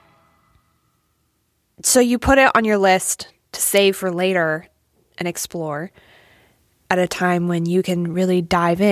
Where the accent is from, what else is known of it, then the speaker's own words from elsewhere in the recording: Austin, Texas, United States; my hometown of Austin